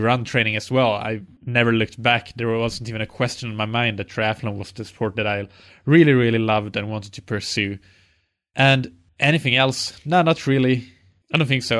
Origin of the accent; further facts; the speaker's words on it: Finland; I'm from Finland